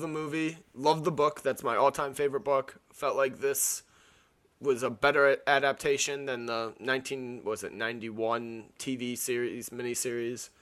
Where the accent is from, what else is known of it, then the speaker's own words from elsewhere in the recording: an hour north of Miami, Florida, United States; I'm from, uh, Miami and I'm from, like, an hour north of Miami